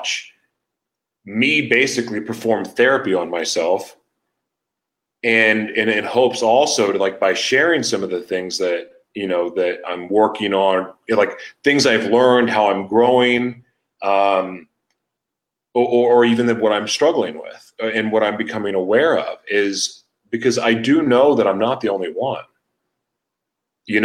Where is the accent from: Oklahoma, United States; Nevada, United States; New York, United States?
Oklahoma, United States; Oklahoma City; moved away; also born or lived in San Diego; I'm from Oklahoma. Like, I'm from Oklahoma City